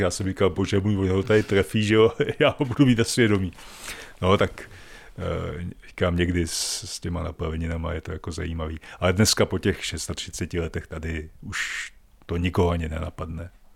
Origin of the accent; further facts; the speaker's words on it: Žďár nad Sázavou, Vysočina Region, Czechia; moved away as an adult; now in Volary, Czech Republic; Já jsem původem z Vysočiny, ze Žďáru nad Sázavou